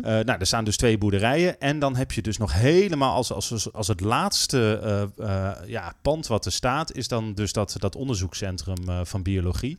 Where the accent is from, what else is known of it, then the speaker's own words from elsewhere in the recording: North Groningen, Netherlands; Ik ben opgegroeid in Noord-Groningen.